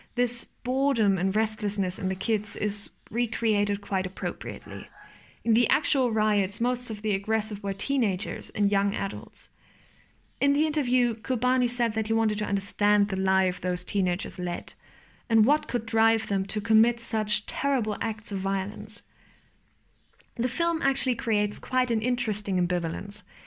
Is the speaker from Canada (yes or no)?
no; East Germany, Germany; I was born in 1999 in East Germany. I'm a Nachwendekind, a part of the generation of children born in reunified Germany one of those children who have grown up with all the privileges of democracy